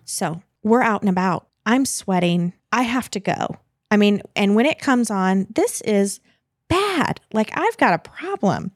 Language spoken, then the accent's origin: English; United States; I'm American